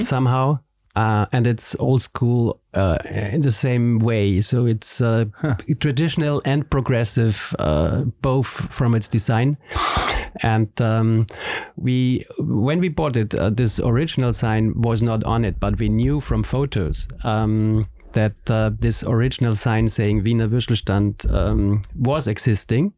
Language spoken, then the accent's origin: English; Salzburg, Austria; English is a second language; now in Vienna, Austria; we are both from Salzburg